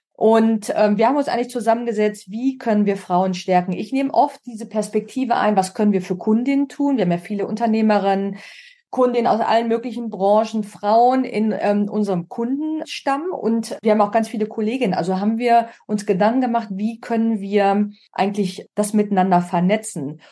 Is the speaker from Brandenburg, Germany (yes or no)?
no; Münster, North Rhine-Westphalia, Germany; moved away as an adult; also born or lived in Munich / Oldenburg / Milan / Perugia; now in Berlin, Germany; Ich bin in Münster geboren und auch groß geworden